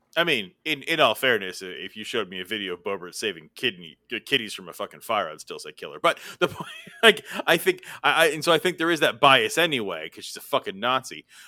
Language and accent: English; California, United States; I'm from California